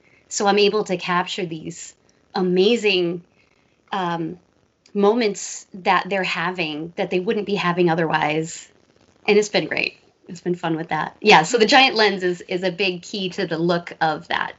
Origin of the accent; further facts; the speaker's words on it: New York, United States; But no, I grew up near New York, so had awesome pizza, awesome Chinese food.